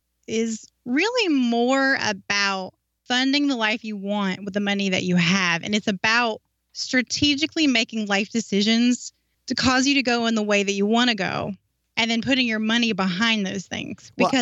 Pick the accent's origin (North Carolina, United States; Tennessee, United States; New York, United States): North Carolina, United States; moved away as an adult; North Carolina.